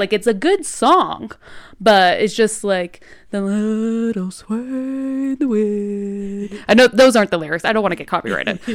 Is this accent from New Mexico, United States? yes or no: yes; New Mexico, United States; accent: New Mexico; here in New Mexico, we kinda have, like, this unique accent